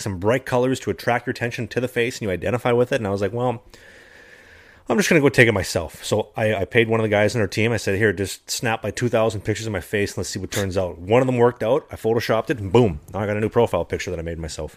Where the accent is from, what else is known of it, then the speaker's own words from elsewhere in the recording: Midwest, United States; now in Sweden; as a Midwesterner, as a prairie boy, you know, coming from the winters where she's, you know, you know, minus 30, minus 40, freezing